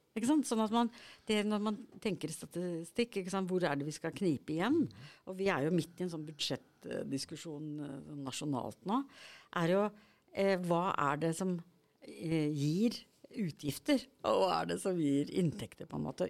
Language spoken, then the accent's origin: Norwegian; Norway; jeg vokste opp på Hardangervidda